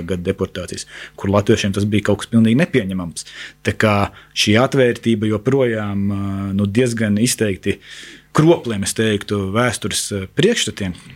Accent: Latvia; Mēs neesam Krievijas krievi, bet mēs esam Latvijas krievi.

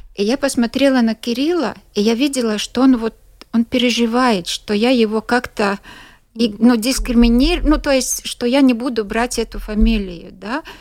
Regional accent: Latgale, Latvia; Russian is a second language; Я сама из Латгалии

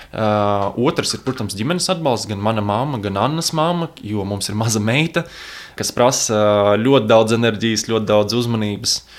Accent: Latvia; Mēs esam šeit dzimuši

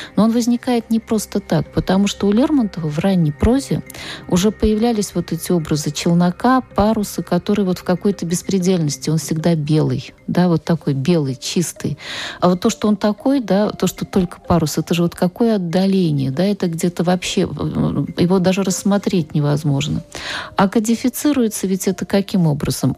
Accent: Nizhny Novgorod, Nizhny Novgorod Oblast, Russia; я из Нижнего Новгорода

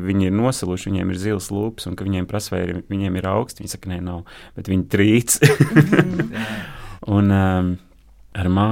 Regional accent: Uzvara, Bauska Municipality, Latvia; Es esmu no Bauskas puses, no ciemata uzvara, kas bija kādreiz kolhos uzvara, slavens kolhos. Ciemata centrā bija būrs ar diviem lāčiem.

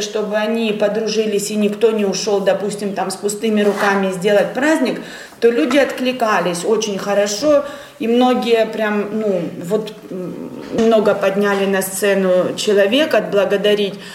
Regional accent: Ukraine; moved away as an adult; now in Latvia; мы с Украины

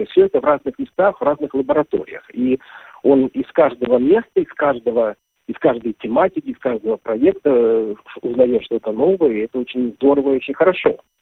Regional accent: Kazan, Tatarstan, Russia; moved away as an adult; Казань – это мой родной город. Я там родился, вырос, окончил школу

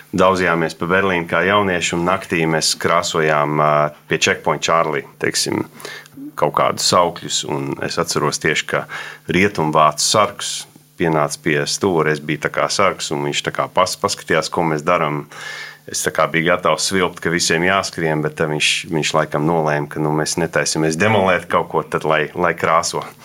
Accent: Sydney, New South Wales, Australia; moved away as an adult; also born or lived in United States; now in Latvia; mēs uzaugām Sidnejā

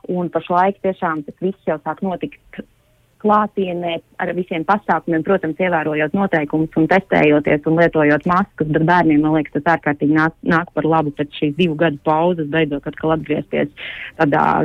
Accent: Latvia; protams, mūsu kaimiņi bija ārkārtīgi priecīgi zinot, ka mēs esam no Latvijas un darot šo informāciju zinām.

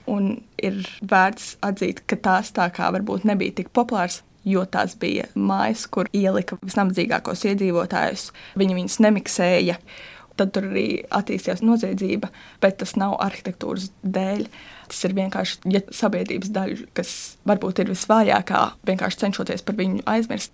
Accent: Latvia; uzaugot Gāģos

